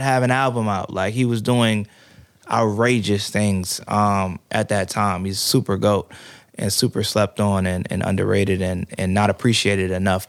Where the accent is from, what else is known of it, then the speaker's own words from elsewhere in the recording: Prince George's County, Maryland, United States; moved away as an adult; now in Atlanta, United States; I'm from PG County, Maryland, originally